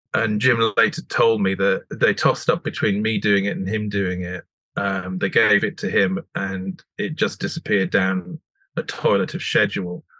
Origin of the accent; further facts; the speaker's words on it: the Scottish Borders, Scotland, United Kingdom; I grew up on the Scottish borders